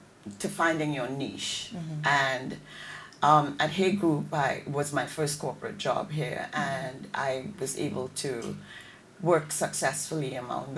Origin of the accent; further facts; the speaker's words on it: Trinidad & Tobago; moved away; also born or lived in Connecticut; as a Trinidadian